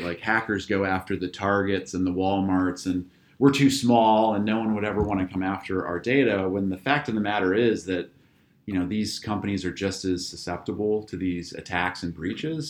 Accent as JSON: {"language": "English", "area": "just outside of Akron", "region": "Northeast Ohio", "country": "United States", "tie": "born or raised there", "also_born_or_lived": "Pennsylvania", "said": "I'm, uh, native Ohioan. I grew up in Northeast Ohio, just outside of Akron"}